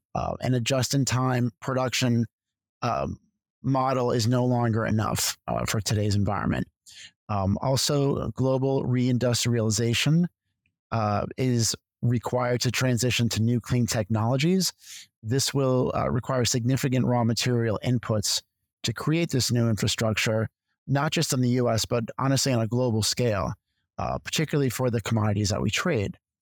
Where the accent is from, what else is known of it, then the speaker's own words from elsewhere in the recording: Connecticut, United States; moved away as an adult; also born or lived in Philadelphia / New York; I'm originally from Connecticut